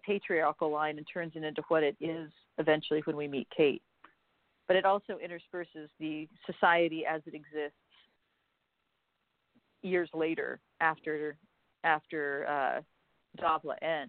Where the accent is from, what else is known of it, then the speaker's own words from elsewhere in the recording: Denver, Colorado, United States; moved away; So Denver is my hometown, so I always go back to Denver.